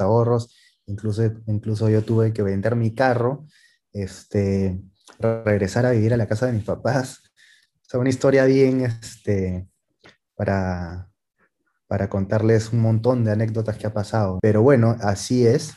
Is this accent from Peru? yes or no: yes; Peru; somos peruanos